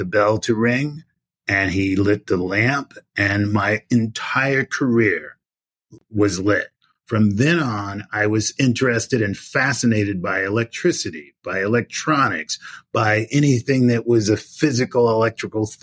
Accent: New York City, New York, United States; I grew up in Brownsville, Brooklyn

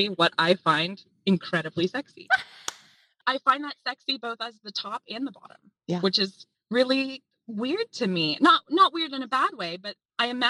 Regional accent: Appalachia, United States; Growing up in Appalachia

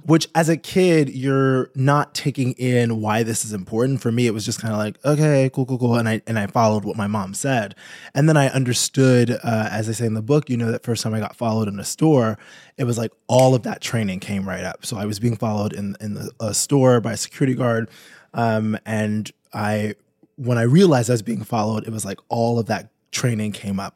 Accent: New York, United States; I'm from New York

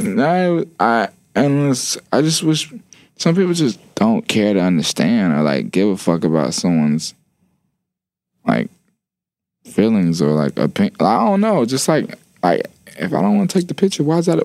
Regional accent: Atlanta, Georgia, United States; I am from Atlanta

